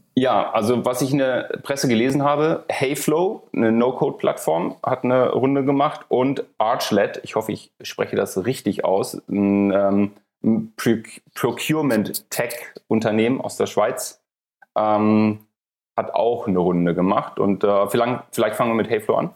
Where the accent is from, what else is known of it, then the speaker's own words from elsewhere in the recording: Hamburg, Germany; moved away; aus meiner alten Heimat, aus Hamburg